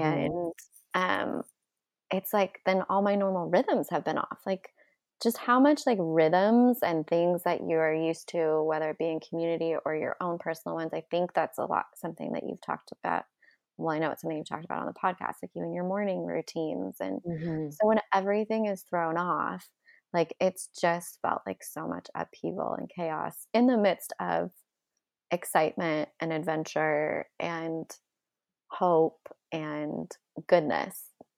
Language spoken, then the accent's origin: English; California, United States; But all I just say, like I came from Southern California to a snowstorm where I didn't even get to start work for 3 days later.